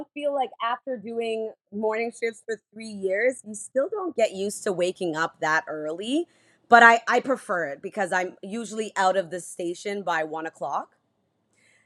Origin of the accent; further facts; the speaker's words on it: Toronto, Ontario, Canada; moved away as an adult; also born or lived in Prince Albert, Saskatchewan / Regina, Saskatchewan; now in Halifax, Canada; I'm born and raised in Toronto